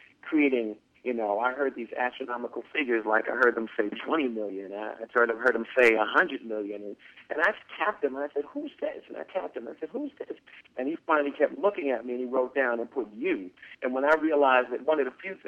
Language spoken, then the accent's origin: English; New York City, New York, United States; also born or lived in Harlem, New York; I grew up in the Bronx, initially in the South Bronx, and then we moved to the North Bronx